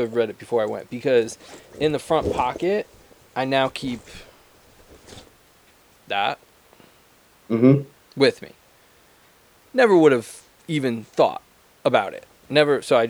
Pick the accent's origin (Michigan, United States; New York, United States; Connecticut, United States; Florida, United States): Connecticut, United States; so I'm from Connecticut